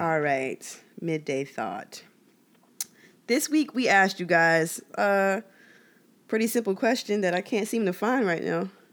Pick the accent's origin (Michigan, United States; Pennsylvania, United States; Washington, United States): Pennsylvania, United States; Philadelphia; my Philadelphia citizenship